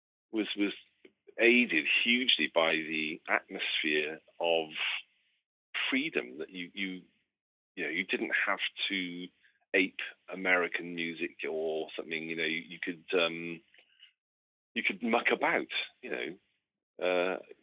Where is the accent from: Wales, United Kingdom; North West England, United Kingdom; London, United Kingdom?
Wales, United Kingdom; Cardiff; born and raised in Cardiff